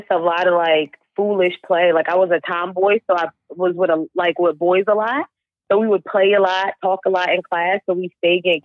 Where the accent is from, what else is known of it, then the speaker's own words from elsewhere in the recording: New London, Connecticut, United States; also born or lived in Stamford, Connecticut / Killingly, Connecticut; I was born in Stamford. My family's from Stamford area. But I grew up mostly in New London. I moved out of state for a couple